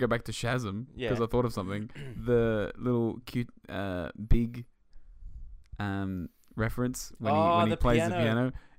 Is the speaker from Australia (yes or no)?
yes; Australia; we're Australian.